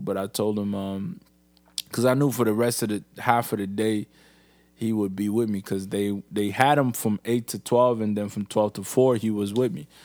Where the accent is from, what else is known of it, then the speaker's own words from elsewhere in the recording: Niger; now in Canada; I'm in Canada, but Niger is really my home